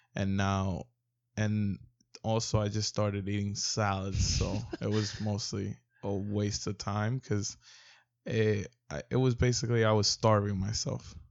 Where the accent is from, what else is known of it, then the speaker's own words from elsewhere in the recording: New York, United States; I'm originally from New York